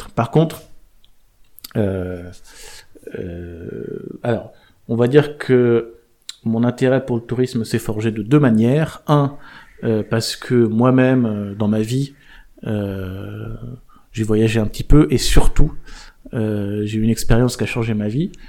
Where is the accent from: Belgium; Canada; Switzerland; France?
France; Charente, Nouvelle-Aquitaine; Charente. Je suis né en Charente.